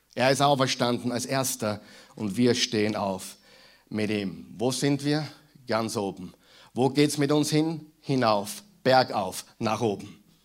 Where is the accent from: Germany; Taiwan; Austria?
Austria; Mühlviertel, Upper Austria; moved away; die aus Oberösterreich kommen wie ich, merken den Unterschied zwischen Müllviertel, wo ich herkomme, und hier